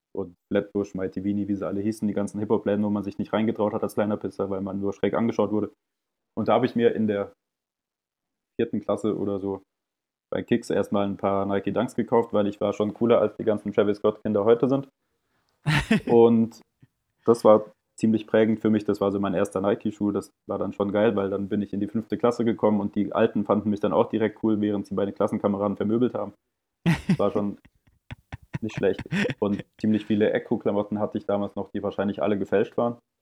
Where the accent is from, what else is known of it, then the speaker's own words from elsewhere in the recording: Munich, Bavaria, Germany; ich komme aus München.